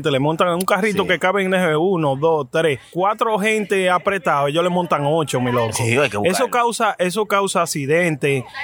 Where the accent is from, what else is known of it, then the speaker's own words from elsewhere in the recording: United States; Pues yo soy americano, yo hablo español